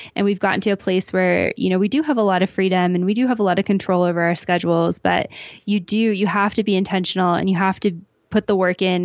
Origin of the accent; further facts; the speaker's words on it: a small town outside of Calgary, Alberta, Canada; moved away as an adult; now in Mexico City, Mexico; I'm originally from Western Canada, a small town outside of Calgary, Alberta